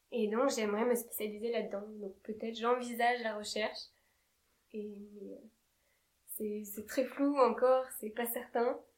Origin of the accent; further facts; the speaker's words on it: Marseille, Provence-Alpes-Côte d'Azur, France; je viens de Marseille.